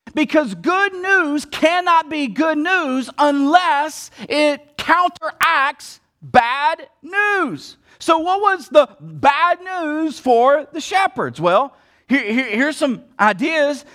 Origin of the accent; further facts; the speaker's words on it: the South, United States; I'm from the South